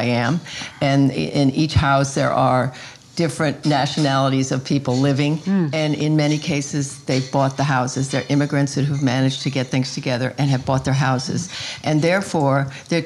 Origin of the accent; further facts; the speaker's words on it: Norwalk, Connecticut, United States; also born or lived in Westport, Connecticut / Redding, Connecticut / New York; I grew up in Norwalk and a little bit in Westport, Reading, sort of around the state